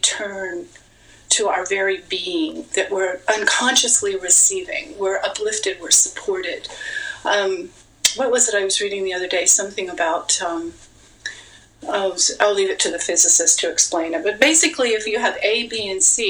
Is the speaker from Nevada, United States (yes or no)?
yes; Las Vegas, Nevada, United States; I'm from Vegas